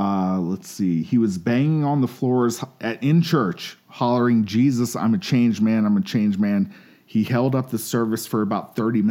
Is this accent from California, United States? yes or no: no; Lynchburg, Virginia, United States; I'm from Lynchburg, Virginia.